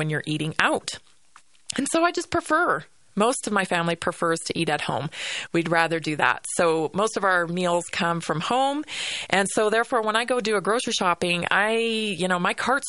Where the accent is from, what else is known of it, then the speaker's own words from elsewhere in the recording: Vancouver Island, British Columbia, Canada; now in Colorado, United States; growing up on Vancouver Island